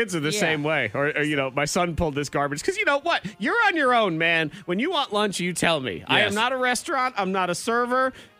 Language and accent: English; Boston, Massachusetts, United States; I mean, I grew up in Boston. I was like, you don't have a Boston accent. I said, I know, because it sounds bad.